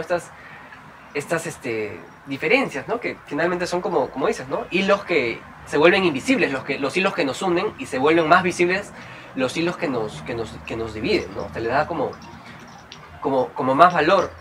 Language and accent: Spanish; Trujillo, La Libertad, Peru; yo, soy de Trujillo